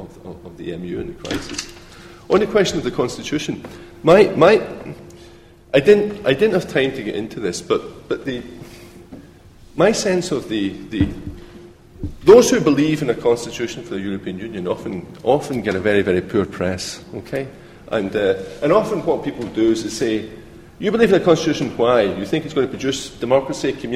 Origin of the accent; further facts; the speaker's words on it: Scotland, United Kingdom; I come from Scotland